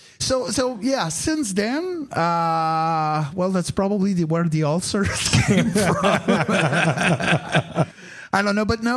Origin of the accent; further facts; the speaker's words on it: Quebec, Canada; I was born in Quebec. And I had a very religious early years